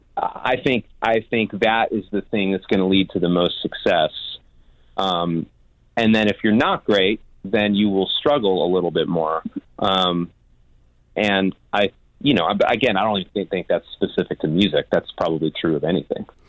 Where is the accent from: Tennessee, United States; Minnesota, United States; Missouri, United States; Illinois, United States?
Illinois, United States; Chicago; moved away as an adult; now in Nashville, United States; I grew up in Chicago